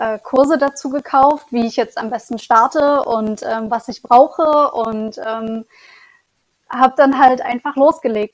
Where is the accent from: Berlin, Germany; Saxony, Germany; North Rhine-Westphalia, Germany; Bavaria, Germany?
Saxony, Germany; Leipzig; moved away as an adult; also born or lived in Lübeck / Bremen; Also ich komme ursprünglich aus Leipzig und war schon in Lübeck und Bremen und ähm, bin jetzt wieder in Leipzig zurück